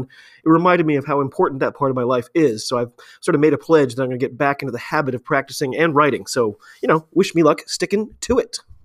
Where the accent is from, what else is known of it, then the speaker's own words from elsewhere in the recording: United States; I'm an American rugby fan